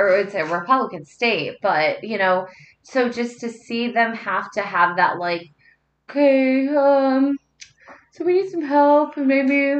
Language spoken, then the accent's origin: English; the South, United States; when I grew up, you know, growing up in the South